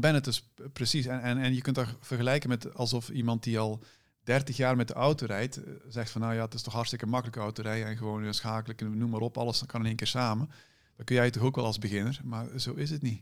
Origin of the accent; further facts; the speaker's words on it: Moerbeke, Flanders, Belgium; moved away as an adult; also born or lived in Ghent, Belgium; now in Netherlands; ik kom oorspronkelijk uit Vlaanderen